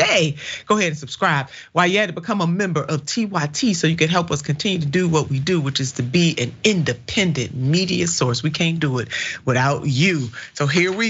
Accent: Ohio, United States; my home state, Ohio

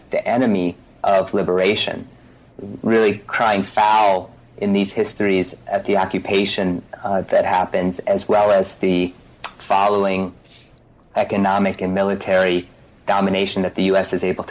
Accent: Lawrence, Kansas, United States; I may have been partial to Hughes because I grew up in Lawrence, Kansas, where Hughes spent a portion of his childhood.

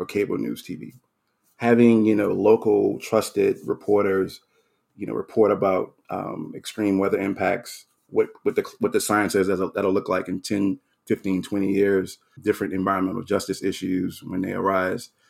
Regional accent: New Orleans, Louisiana, United States; moved away; I, I grew up in New Orleans. I was born there.

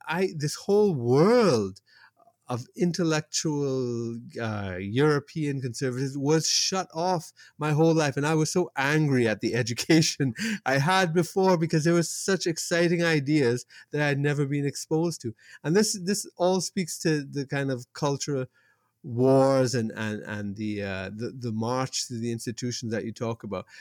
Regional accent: Toronto, Ontario, Canada; growing up in Toronto

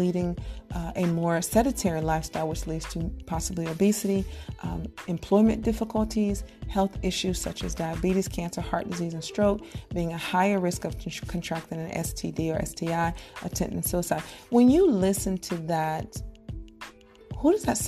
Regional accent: Fayetteville, United States; moved away; I grew up in Fayetteville

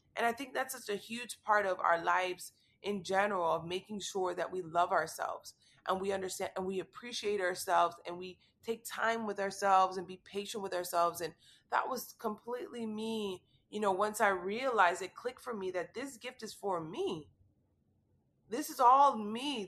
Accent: Miami, Florida, United States; I'm born and raised in Miami

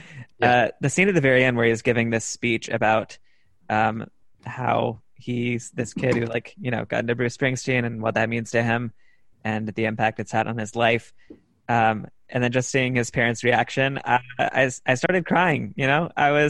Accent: Pakistan; I'm basically a Pakistani kid.

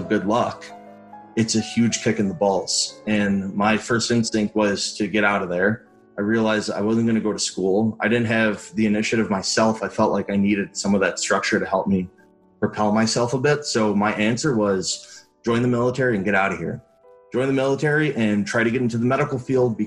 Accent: Chicago, Illinois, United States; moved away as an adult; growing up in Chicago, it's very diverse

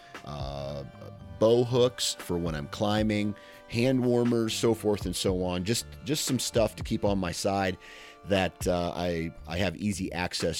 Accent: Iowa, United States; I'm from Iowa

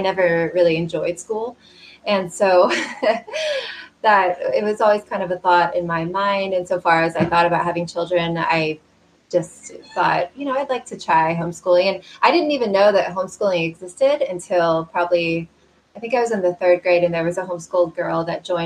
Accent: Kansas City, United States; I'm from the Kansas City area. I grew up in suburban Kansas City

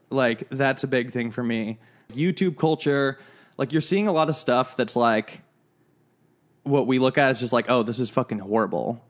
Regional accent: Chicago, Illinois, United States; moved away; we're from Chicago and it's just, like, a different culture there

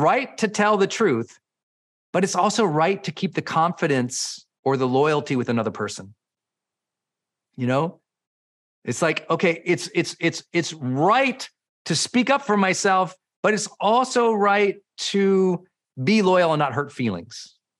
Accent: Montana, United States; moved away; where I grew up in Montana

